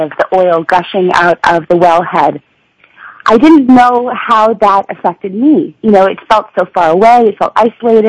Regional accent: Vermont, United States; I'm from Vermont

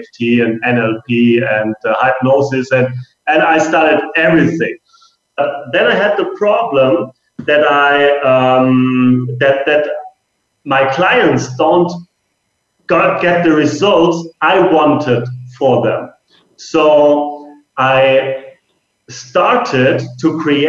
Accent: Germany; now in Marbella, Spain; I'm actually from Germany

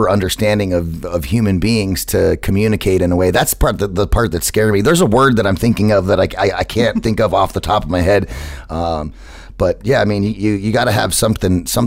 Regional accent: United States; So I'm American

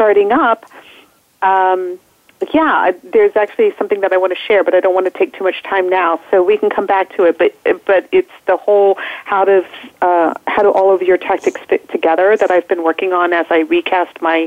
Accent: State College, Pennsylvania, United States; I am in my hometown. Oh, it's called Happy Valley, Pennsylvania

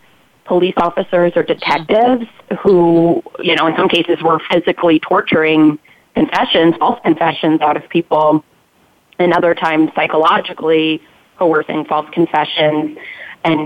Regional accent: Illinois, United States; also born or lived in St. Louis; I am from Illinois.

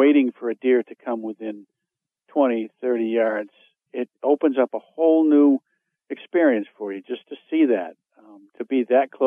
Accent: Maine, United States; I'm from Maine

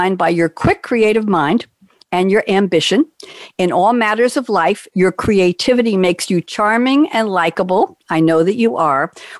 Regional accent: New York, United States; I'm a New Yorker

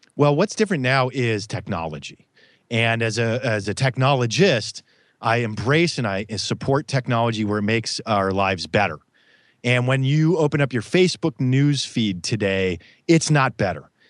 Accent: Midwest, United States; I grew up in the Midwest

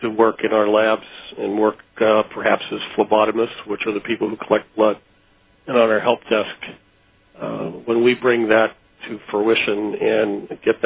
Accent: Pittsburgh, Pennsylvania, United States; I was born and raised in Pittsburgh and lived here practically all my life

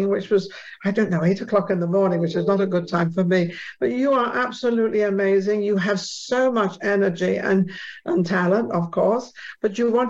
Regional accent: England, United Kingdom; moved away; I'm from England, which you all probably understand by the accent

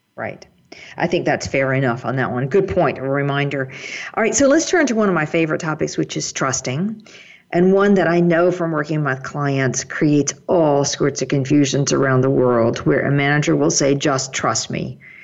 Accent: United States; my German colleagues accuse me of being very direct as an American style

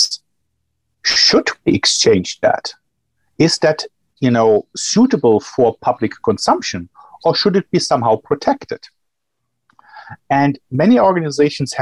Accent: Germany; moved away as an adult; also born or lived in Johannesburg, South Africa; now in Chicago, United States; I'm from Germany

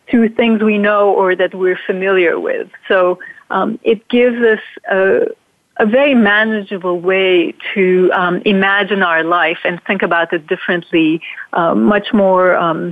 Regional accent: Turkey; moved away; also born or lived in New York; I grew up in Turkey, so my roots are in Turkey, and that's where, that's my upbringing and culture

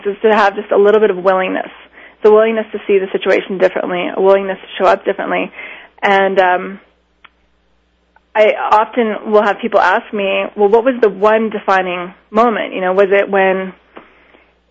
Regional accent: Miami, Florida, United States; I grew up in Miami

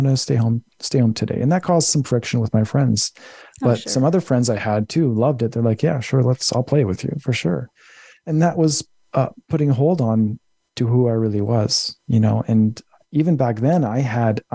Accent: Winnipeg, Manitoba, Canada; moved away as an adult; also born or lived in British Columbia; my hometown of Winnipeg, Manitoba

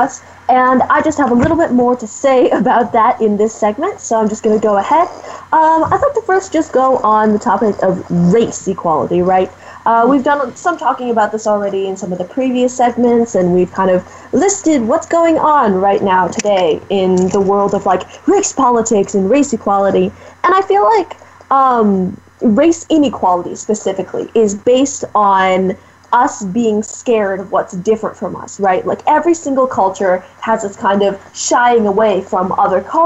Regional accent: United States; I am Asian American. I come from two Chinese parents who immigrated to Canada, then to the United States.

